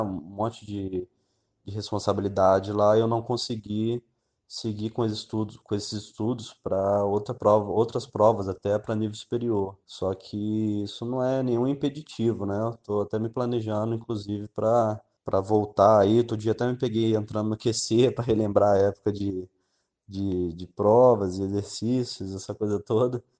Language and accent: Portuguese; Resende, Rio de Janeiro, Brazil; sou do interior do estado do Rio, cidade de Resende